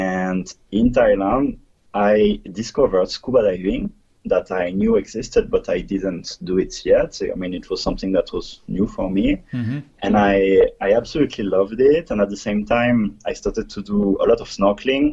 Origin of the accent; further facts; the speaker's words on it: southern France, France; moved away as an adult; also born or lived in Guadeloupe / Belgium / Montreal, Canada / Asia; I was born in Guadeloupe. Guadeloupe is a French island in the Caribbean, but unfortunately I didn't grow up there. I had to move with my family when I was really young, and I grew up in the south of France until I was something like 18 years old or 19